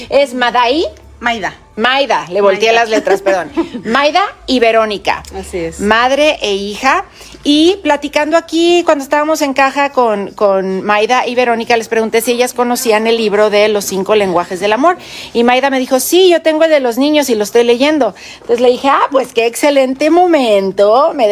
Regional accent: Ensenada, Baja California, Mexico; De aquí de Ensenada.

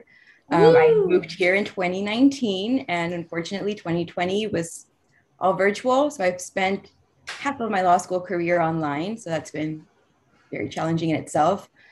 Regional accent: Laredo, Texas, United States; moved away as an adult; also born or lived in Greensboro, North Carolina; now in Texas, United States; I was born and raised in Laredo, Texas, which is a little border town

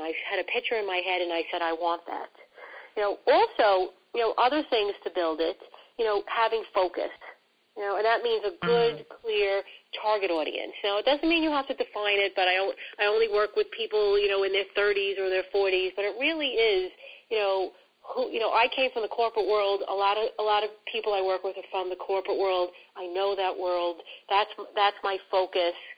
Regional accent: New York City, New York, United States; accent: New York; I am all New York, and I love it. I love who I, I am. I love my accent

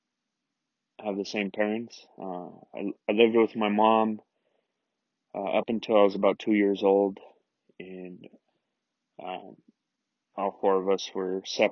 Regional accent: Denver, Colorado, United States; born and raised in Denver, Colorado, 28 years. I lived here my whole life

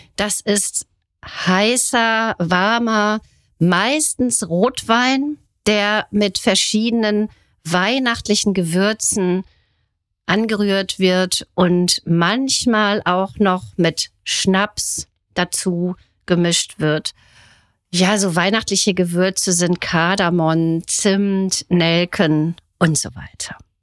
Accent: Germany; Bei uns in Deutschland

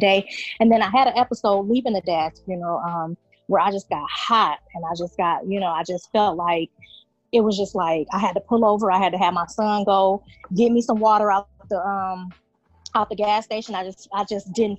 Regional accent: Rockford, Illinois, United States; I am from Rockford, Illinois

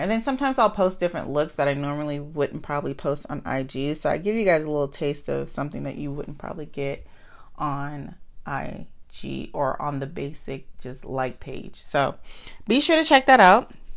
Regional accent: United States; accent: Ebonics (African American Vernacular English); first language Ebonics (African American Vernacular English); I'm good for ebonics. I, I'm, um, that's my, that's my first language

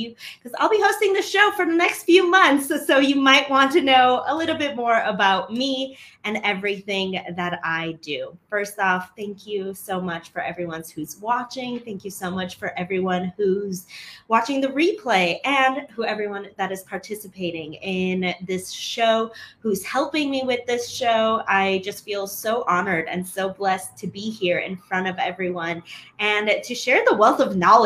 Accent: Chicago, Illinois, United States; moved away as an adult; now in Medellin, Colombia; I'm from Chicago originally

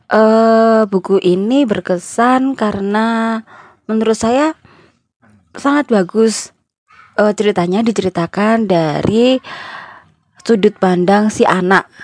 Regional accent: Java, Indonesia; waktu baca buku ini itu tuh karena saya dari Jawa ya itu kayak tersadar oh iya ternyata ada budaya ini

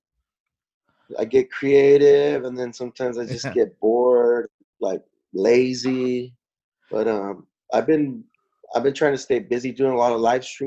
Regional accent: San Diego, California, United States; we're border kids, we're crossing the border on the, you know, 3-4 times a week

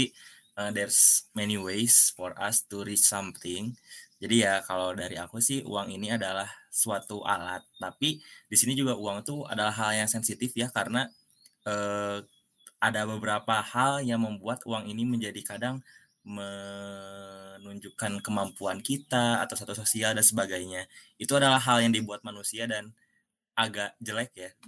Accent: Cimahi, West Java, Indonesia; asal saya dari kota Cimahi, Bandung

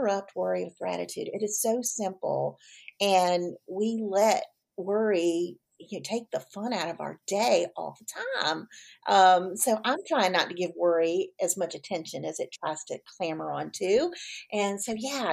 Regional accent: Virginia Beach, Virginia, United States; I grew up in Virginia Beach

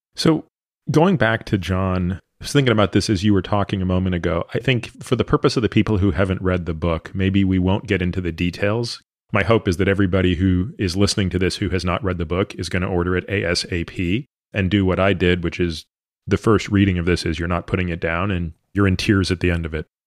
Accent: Canada; moved away as an adult; I grew up in Canada

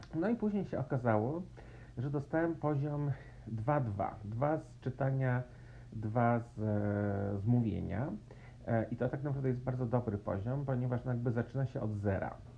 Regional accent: Warsaw, Masovian Voivodeship, Poland; moved away; że się urodziłam w Warszawie, że w Polsce, że chodziłam do szkoły e, podstawowej i średniej

